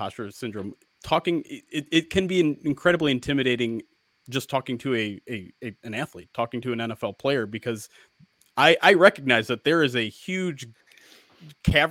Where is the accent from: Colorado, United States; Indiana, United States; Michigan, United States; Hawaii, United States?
Michigan, United States; I grew up in Michigan